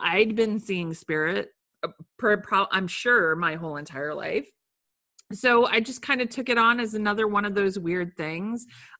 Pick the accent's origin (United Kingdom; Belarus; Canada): United Kingdom; England; born there; So I was born in England, and while I was there, I had a crazy high fever